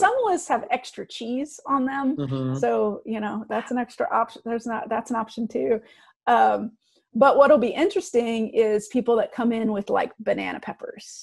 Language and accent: English; Midwest, United States; I'm a Midwest girl and I grew up on Chicago thin